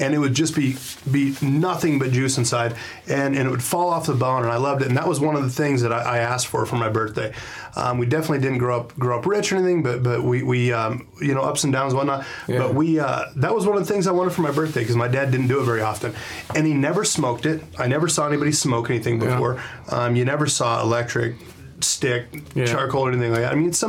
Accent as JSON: {"language": "English", "region": "Wyoming", "country": "United States", "tie": "born or raised there", "moved": "as an adult", "lives_now": "Brighton, Colorado, United States", "said": "I am from Wyoming, so people say, oh, what part? And I say all kinds of parts. I kind of moved around a lot"}